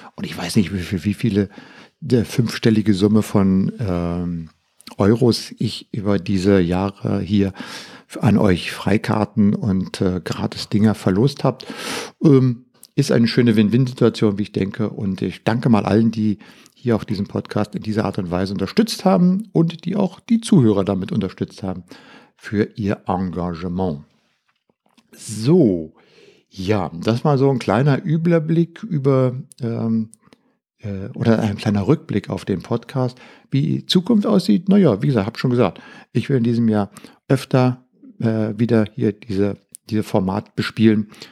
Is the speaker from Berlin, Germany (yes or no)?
yes; Berlin, Germany; ich bin mit Radio aufgewachsen hier in Berlin